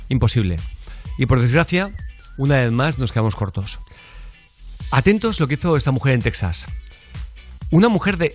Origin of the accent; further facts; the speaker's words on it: Valencia, Valencian Community, Spain; Buenos días, soy … de Valencia.